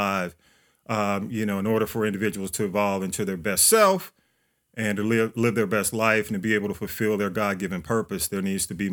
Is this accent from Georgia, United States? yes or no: yes; Atlanta, Georgia, United States; I was on North Avenue. And proud to be here. That's where I grew up.